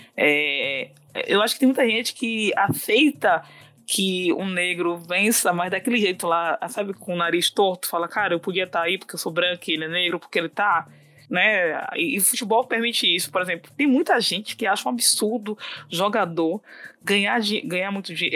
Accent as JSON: {"language": "Portuguese", "region": "Bahia", "country": "Brazil", "said": "eu sou baiana"}